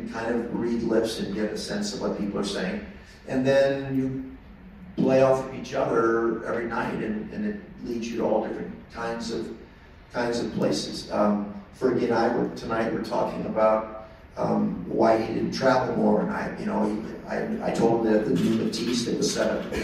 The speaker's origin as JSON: {"language": "English", "town": "St. Louis", "region": "Missouri", "country": "United States", "moved": "yes", "said": "I'm from St. Louis. My mom's in St. Louis"}